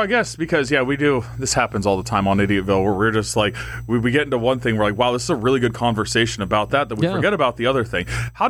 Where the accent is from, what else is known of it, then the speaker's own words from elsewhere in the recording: Crawford County, Pennsylvania, United States; I'm from Crawford County.